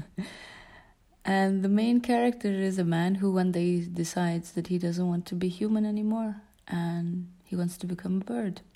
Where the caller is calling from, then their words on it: Tallinn, Harju County, Estonia; I am calling from Tallinn, Estonia. I live in a wooden house near the Baltic Sea